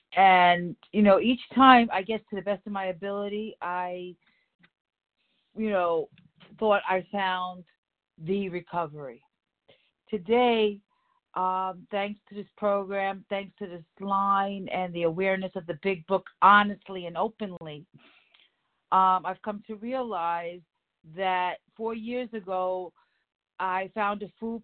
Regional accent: New York City, New York, United States; from the Bronx, plain and simple.

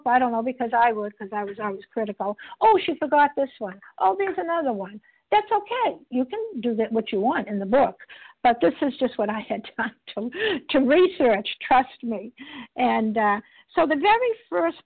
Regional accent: Boston, Massachusetts, United States; I'm recovered from Boston, Massachusetts, and we tend to talk a little fast

